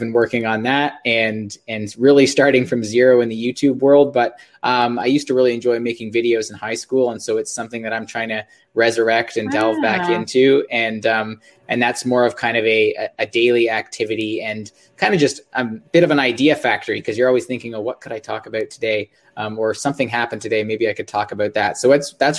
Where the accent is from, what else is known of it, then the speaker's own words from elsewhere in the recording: just northeast of Toronto, Ontario, Canada; I'm from just north of Toronto, Ontario, just northeast of Toronto, Ontario.